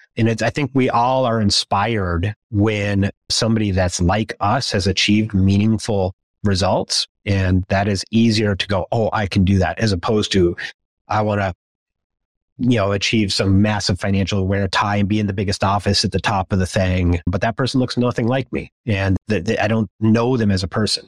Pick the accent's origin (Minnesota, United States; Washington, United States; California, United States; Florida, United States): Minnesota, United States; As a Midwesterner growing up in Minnesota